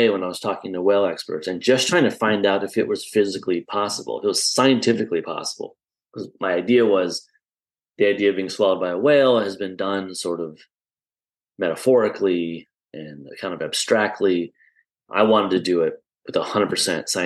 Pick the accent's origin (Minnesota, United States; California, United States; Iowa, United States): Iowa, United States; I grew up in Iowa, so you can't get much more Midwestern and landlocked than Iowa